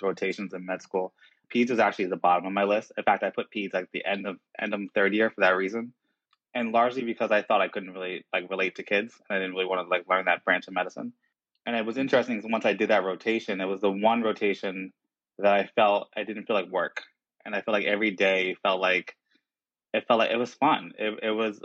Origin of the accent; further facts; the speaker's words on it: New Jersey, United States; I grew up in South Jersey